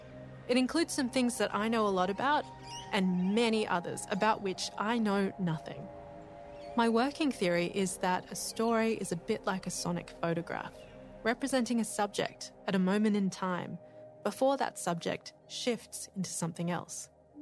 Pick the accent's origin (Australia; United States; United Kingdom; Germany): Australia; I'm an audio producer and journalist, and I'm Asian Australian. My mum's Vietnamese and my dad is Italian.